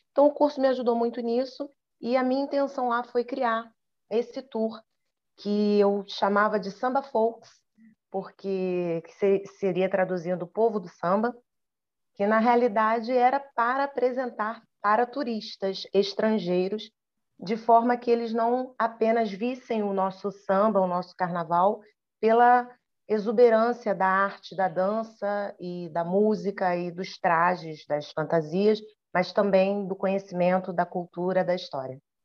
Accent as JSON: {"language": "Portuguese", "country": "Brazil", "said": "eu falava que era do Brasil"}